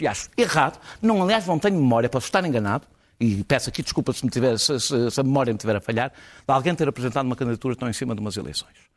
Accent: Portugal; eu senti-me envergonhado enquanto português

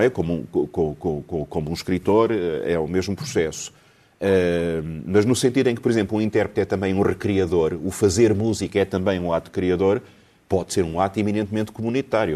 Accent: Lisbon, Portugal; eu, eu nasci em Alfama

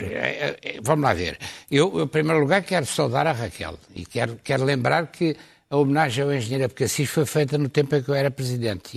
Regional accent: Lisbon, Portugal; como sou do Campo Grande

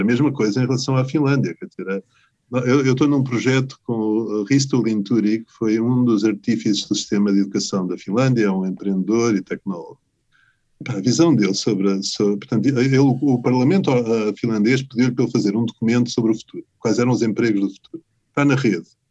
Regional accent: Portugal

